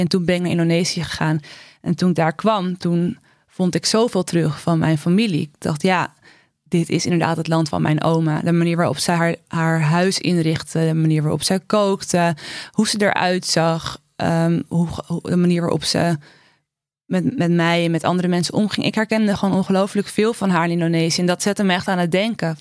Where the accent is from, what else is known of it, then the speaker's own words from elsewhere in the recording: Amsterdam, North Holland, Netherlands; ik kom uit Amsterdam Zuidoost